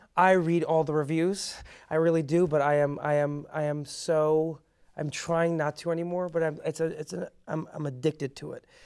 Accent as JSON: {"language": "English", "town": "Chicago", "region": "Illinois", "country": "United States", "tie": "born or raised there", "also_born_or_lived": "Iran", "first_language": "Persian", "second_language": "English", "said": "I grew up in Chicago"}